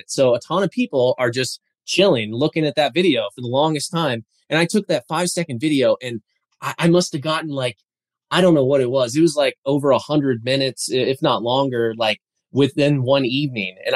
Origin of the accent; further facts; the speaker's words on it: Colorado, United States; I'm from Colorado after all, right?